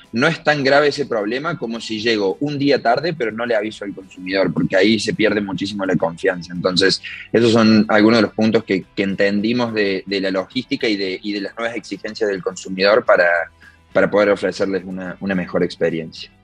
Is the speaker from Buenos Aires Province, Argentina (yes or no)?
no; Córdoba, Argentina; somos tres socios de Córdoba, Argentina, una, una ciudad en el centro del país.